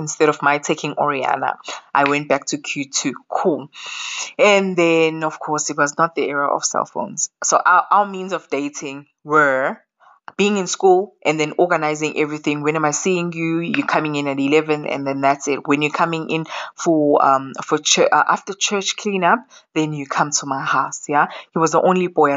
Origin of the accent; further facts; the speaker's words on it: Ekuvukeni, KwaZulu-Natal, South Africa; also born or lived in KwaMashu; I am from Ekuvukeni. So there is Ekuvukeni, which is next to Polyclinic